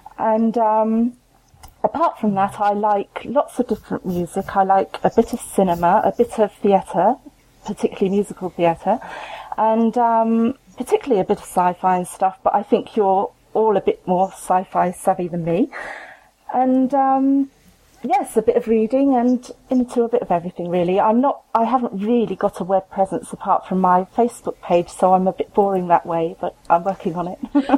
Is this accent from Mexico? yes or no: no; Buckingham, South East England, United Kingdom; I'm from Buckingham